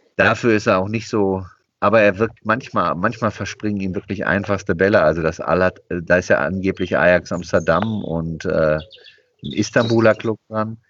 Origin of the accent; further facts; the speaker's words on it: Bochum, North Rhine-Westphalia, Germany; now in Cologne, Germany; Ich komme aus Bochum. Ich habe als, äh, sieben-, acht-, neunjähriger Bochumer Bundesligisten wahrgenommen